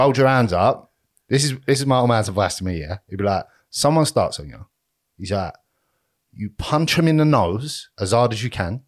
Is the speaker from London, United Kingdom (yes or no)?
yes; Romford, London, United Kingdom; I'm from Romford